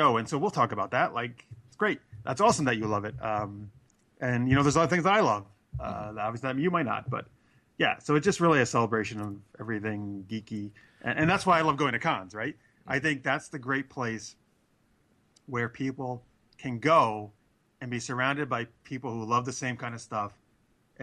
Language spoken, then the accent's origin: English; Albany, New York, United States; I was at Albany Comic Con, which is my hometown